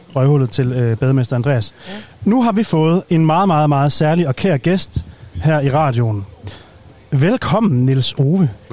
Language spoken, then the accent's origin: Danish; North Jutland, North Denmark Region, Denmark; vi er begge to fra Nordjylland